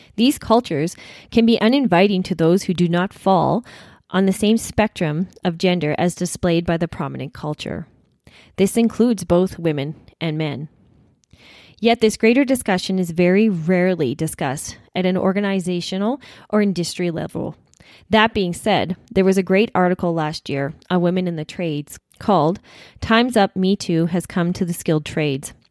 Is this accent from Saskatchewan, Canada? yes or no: yes; Saskatchewan, Canada; when we were growing up in Saskatchewan